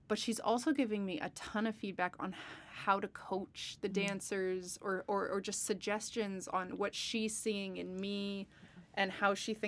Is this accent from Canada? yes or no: yes; British Columbia, Canada; And growing up outside of Victoria, I got to see a lot, especially for a place that can be, it's an island, it's in Canada.